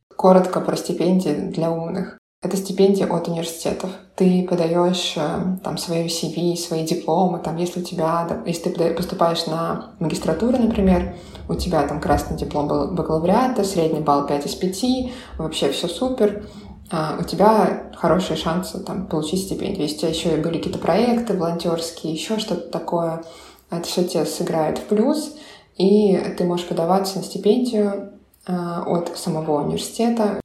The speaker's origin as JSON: {"language": "Russian", "town": "Voronezh", "region": "Voronezh Oblast", "country": "Russia", "also_born_or_lived": "Italy", "moved": "as an adult", "lives_now": "Berlin, Germany", "said": "я из Воронежа."}